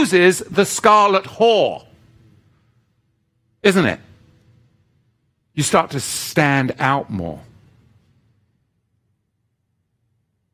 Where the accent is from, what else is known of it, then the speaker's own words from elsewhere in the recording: England, United Kingdom; moved away; my home country in England